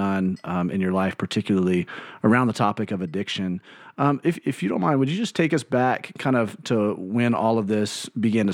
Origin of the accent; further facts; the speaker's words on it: Birmingham, Alabama, United States; I grew up in Birmingham, Alabama.